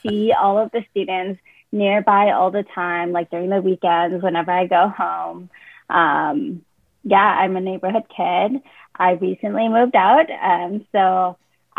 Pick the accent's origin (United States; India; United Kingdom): United States; San Francisco, California; I'm born and raised in San Francisco